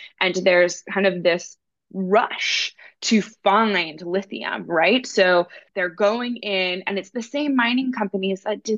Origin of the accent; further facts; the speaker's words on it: Netherlands; I am from the Netherlands as well